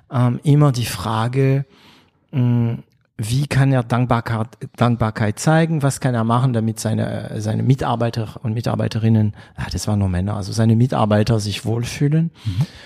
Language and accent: German; Baden-Württemberg, Germany; ich bin Schwabe. Ich wäre, ähm, ja, ich, vielleicht wäre ich lieber Badener, weil äh, ich liebe Karlsruhe, aber ich bin Schwabe, ich bin stolzer Schwabe.